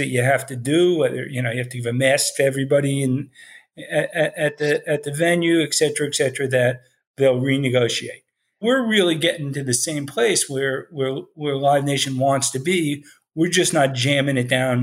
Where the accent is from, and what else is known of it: West Orange, New Jersey, United States; born or raised there; also born or lived in Newark, New Jersey